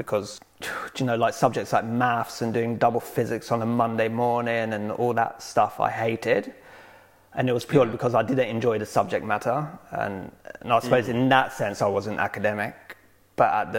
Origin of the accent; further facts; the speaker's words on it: London, United Kingdom; I was born and raised in London, in Wandsworth Common, which is near Clapham Junction